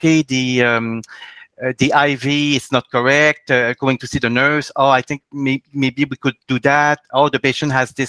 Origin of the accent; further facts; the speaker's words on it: Quebec, Canada; I'm from the Quebec provinces in Canada